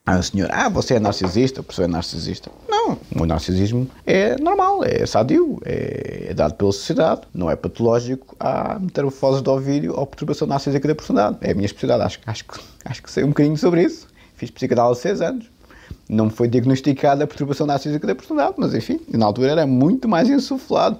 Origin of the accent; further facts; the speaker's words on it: Portugal; eu sou português de gema